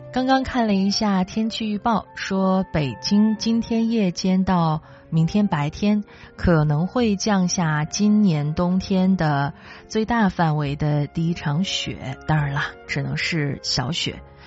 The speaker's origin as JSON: {"language": "Chinese", "town": "Chifeng", "region": "Inner Mongolia", "country": "China", "tie": "born or raised there", "moved": "yes", "lives_now": "Beijing, China", "said": "从小就在中国的东北部长大，所以对于冬天时候下雪，其实我个人是有执念的"}